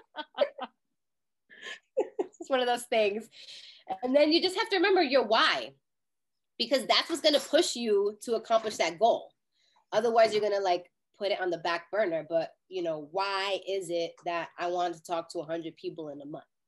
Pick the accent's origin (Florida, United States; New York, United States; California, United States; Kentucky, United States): New York, United States; New York City; I'm a New Yorker